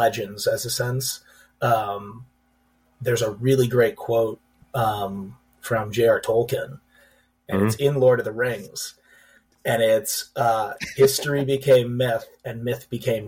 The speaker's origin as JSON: {"language": "English", "town": "Chicago", "region": "Illinois", "country": "United States", "tie": "born or raised there", "said": "I grew up in Chicago, served in the Army"}